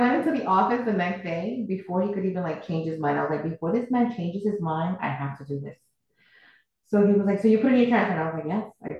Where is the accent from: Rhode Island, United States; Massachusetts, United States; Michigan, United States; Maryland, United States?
Massachusetts, United States; Boston; moved away as an adult; now in Sarasota, United States; I'm originally from Boston